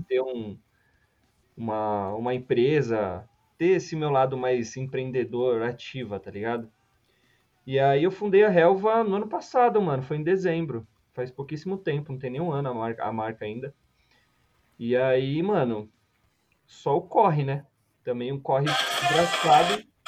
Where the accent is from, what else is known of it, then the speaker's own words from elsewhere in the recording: São Paulo, Brazil; eu sou, eu sou de São Paulo